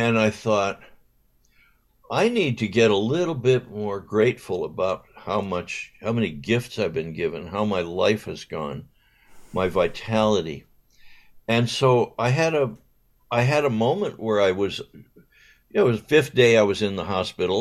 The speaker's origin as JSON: {"language": "English", "region": "Southern California", "country": "United States", "tie": "born or raised there", "also_born_or_lived": "Westchester, Los Angeles", "said": "growing up in Southern California."}